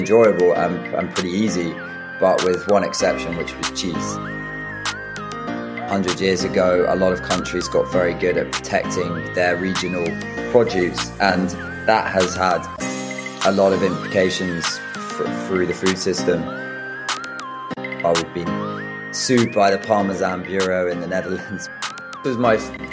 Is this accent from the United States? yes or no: no; Brighton, South East England, United Kingdom; I grew up in Brighton outside